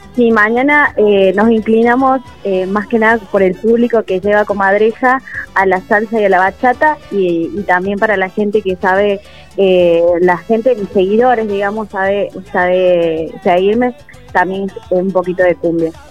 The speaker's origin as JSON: {"language": "Spanish", "country": "Peru", "moved": "yes", "lives_now": "Córdoba, Argentina", "said": "yo soy de Perú"}